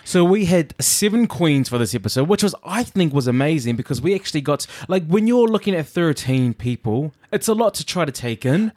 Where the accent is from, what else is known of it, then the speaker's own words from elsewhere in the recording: New Zealand; also born or lived in Samoa; me growing up in New Zealand